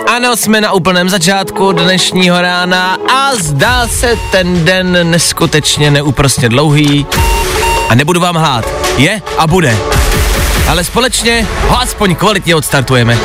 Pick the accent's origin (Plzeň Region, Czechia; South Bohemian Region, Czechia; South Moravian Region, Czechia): Plzeň Region, Czechia; Plzeň; Já jsem z Plzně